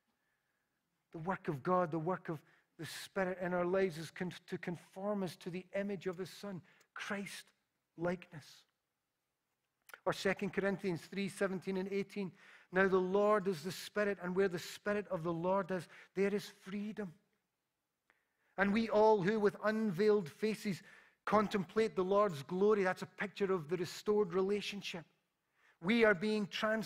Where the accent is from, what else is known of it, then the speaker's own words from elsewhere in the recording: Glasgow, Scotland, United Kingdom; when I was a little boy and growing up in Parkhead